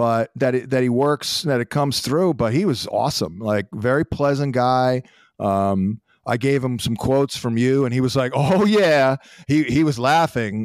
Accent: New Jersey, United States; where I grew up in New Jersey

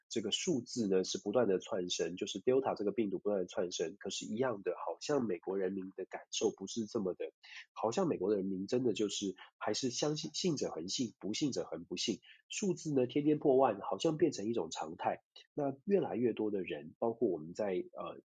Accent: Taiwan; 我们就在这个小岛上面一起长大

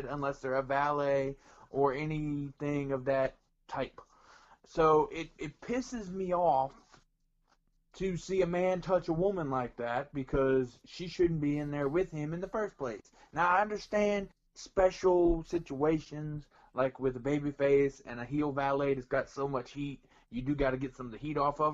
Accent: the South, United States; I was raised Southern

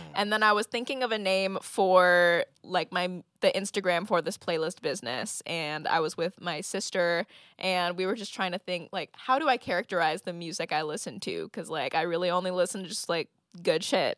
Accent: Santa Clarita, California, United States; also born or lived in Ventura, California / Los Angeles, California / Oregon; I grew up between Santa Clarita, California, and Ventura, California

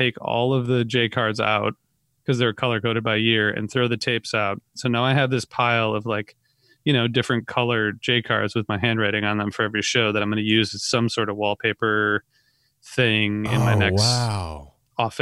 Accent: Northern Ohio, United States; I'm from Northern Ohio

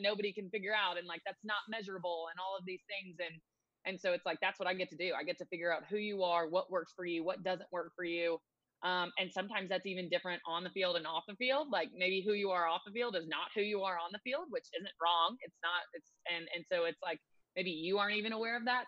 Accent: Nashville, Tennessee, United States; also born or lived in Chattanooga, Tennessee; I am born and raised in Nashville

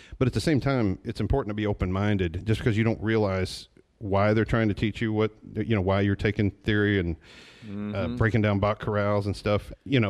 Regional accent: Kentucky, United States; also born or lived in Illinois / Chicago; No, I grew up in Kentucky at different times in my life. I've lived in Hazard. I've lived in Leslie County. I lived in London.

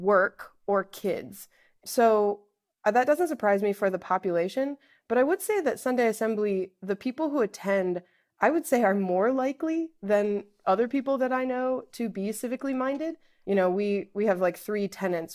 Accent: Iowa, United States; moved away as an adult; now in Pittsburgh, United States; I'm originally from Iowa. My family's all back there. And so when I moved here to Pittsburgh

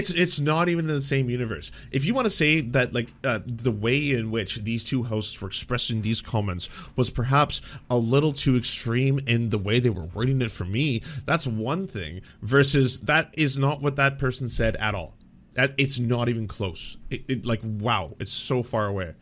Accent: Canada; I'm a Canadian

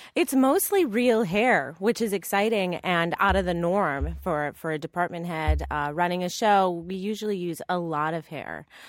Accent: Northeast, United States; also born or lived in Los Angeles / San Francisco; now in New York, United States; I'm from the Northeast

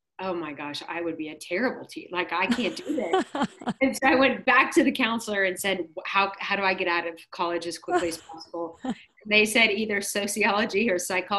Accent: Dallas, Texas, United States; I grew up here in Dallas. I live in Dallas, and I moved here when I was six.

